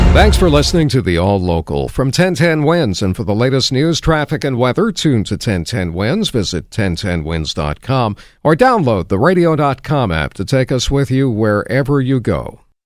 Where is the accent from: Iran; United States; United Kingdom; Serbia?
United States; Oceanside, New York; live in my hometown of Oceanside, Long Island